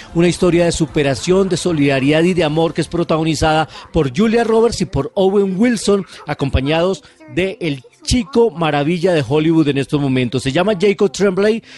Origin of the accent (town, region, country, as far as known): Colombia